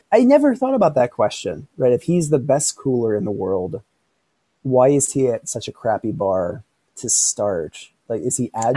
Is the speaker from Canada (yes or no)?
no; Philadelphia, Pennsylvania, United States; from my hometown of Philadelphia